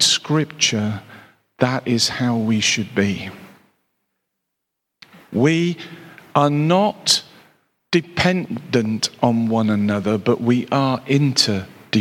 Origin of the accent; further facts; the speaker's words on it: Cheltenham, South West England, United Kingdom; was stationed back in my hometown of Cheltenham